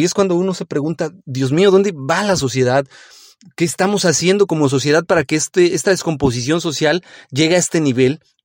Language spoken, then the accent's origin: Spanish; Mexico; en nuestro país, en México